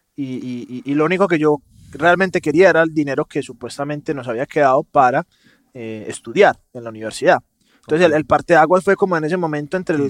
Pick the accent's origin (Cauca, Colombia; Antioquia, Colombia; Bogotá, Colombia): Antioquia, Colombia; Medellín; accent: paisa; de Medellín, Colombia, o sea, paisa. Se me nota mucho con la S arrastrada.